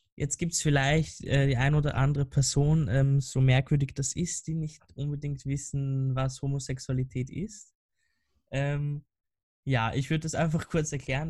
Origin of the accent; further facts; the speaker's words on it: Vienna, Austria; ich komme ja aus Wien und da, da gibt es halt so ein paar äh, Wiener Dialektwörter